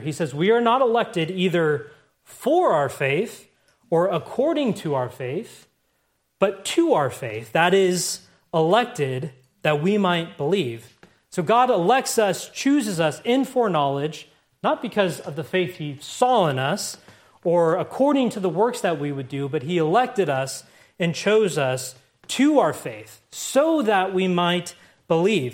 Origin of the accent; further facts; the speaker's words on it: United States; the America I grew up